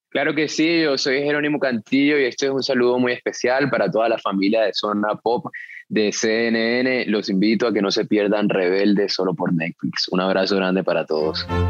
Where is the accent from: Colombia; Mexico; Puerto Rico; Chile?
Colombia; así somos los colombianos